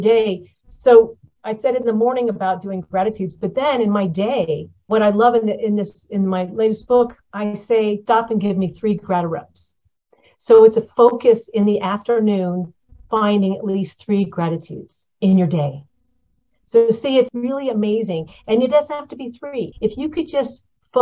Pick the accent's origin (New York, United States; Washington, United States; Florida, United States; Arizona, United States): Florida, United States; moved away; I'm from Florida